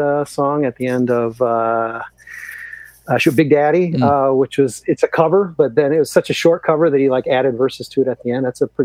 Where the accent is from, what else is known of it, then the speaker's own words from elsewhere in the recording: Chicago, Illinois, United States; as a Chicagoan, as an Illinoisan, an album dear to my heart